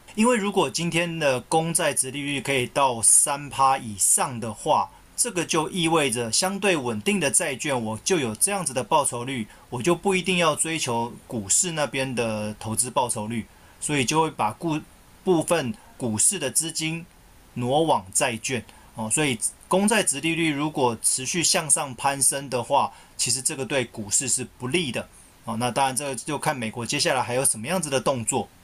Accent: Taiwan; 我们台湾这边

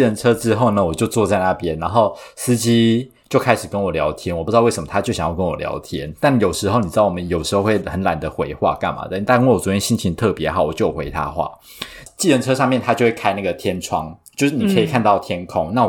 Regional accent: Taiwan; born or raised there

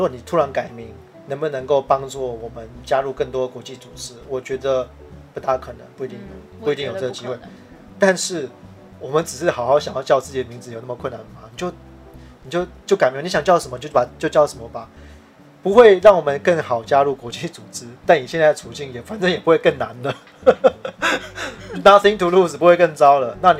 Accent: Taiwan; 我们是台湾人了，

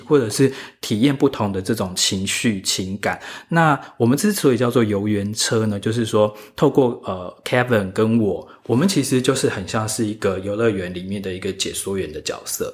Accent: Taiwan; 我自己是一个土生土长的台湾人嘛

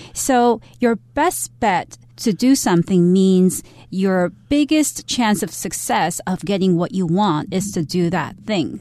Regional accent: New York City, New York, United States; moved away; There were many diners in New York City at the time when I was growing up

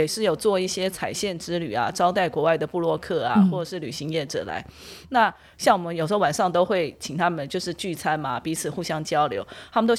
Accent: Taiwan; 那过完了新历年。我们台湾人很重要的一个就是旧历年的部分，那就是来到了我们台北灯节的部分。

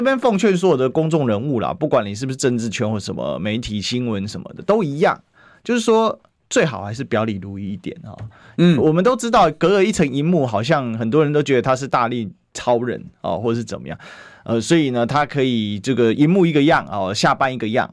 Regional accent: Kaohsiung, Taiwan; 我高雄人

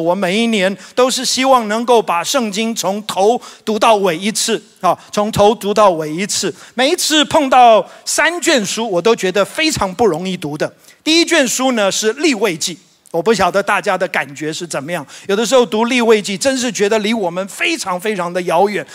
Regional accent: Taiwan; 知跟滋，呃，常常分不清楚。我发现我们台湾人有。另外一个问题就是我们二跟二也分不太清楚啊

